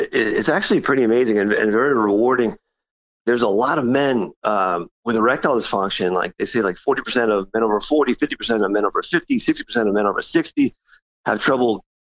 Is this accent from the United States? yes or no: yes; Dix Hills, New York, United States; also born or lived in Brooklyn, New York / Penn State, Pennsylvania / Stony Brook, New York; I was born and raised in Brooklyn. And we moved out to Long Island, probably around 5-6 years old. And then, I grew up in Dix Hills